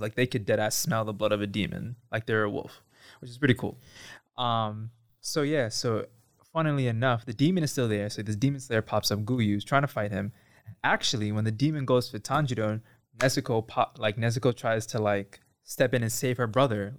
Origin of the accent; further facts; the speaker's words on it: New York City, New York, United States; I'm from New York, from Bronx, New York specifically